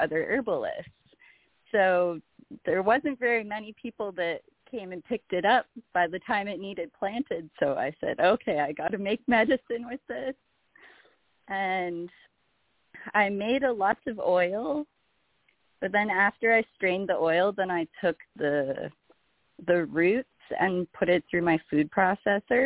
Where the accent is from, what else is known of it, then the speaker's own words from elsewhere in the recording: Canada; I'm Canadian